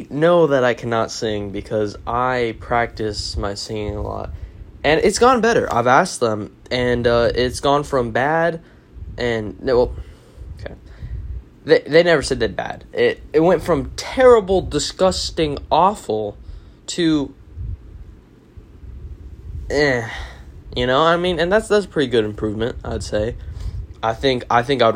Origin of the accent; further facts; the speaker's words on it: Arizona, United States; I am from the West, Arizona, obviously